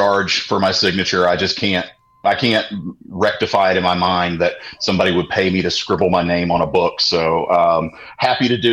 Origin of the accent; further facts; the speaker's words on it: Sparta, Tennessee, United States; I grew up in a little town called Sparta, Tennessee, which is dead middle of the state